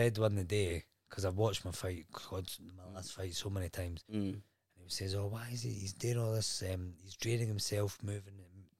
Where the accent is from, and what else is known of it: Scotland, United Kingdom; now in Wales, United Kingdom